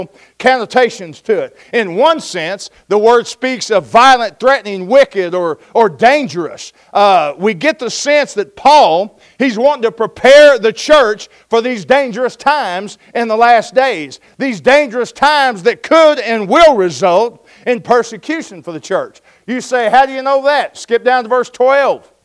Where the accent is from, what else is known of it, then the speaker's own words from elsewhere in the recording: Oklahoma, United States; I'm from Oklahoma. We call that a storm